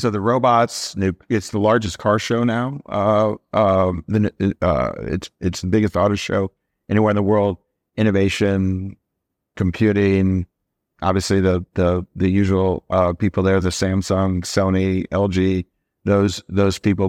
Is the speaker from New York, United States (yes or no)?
no; Iowa, United States; We're both from Iowa.